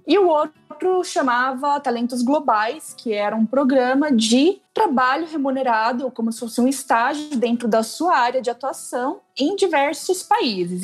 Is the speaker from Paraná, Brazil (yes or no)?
yes; Paraná, Brazil; moved away as an adult; also born or lived in São Paulo / India; Eu sou natural do Paraná. Aí eu mudei para São Paulo para fazer faculdade